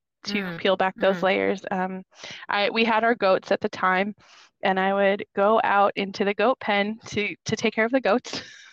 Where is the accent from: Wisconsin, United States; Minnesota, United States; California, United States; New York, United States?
Minnesota, United States; moved away as an adult; now in Florida, United States; We are originally from Minnesota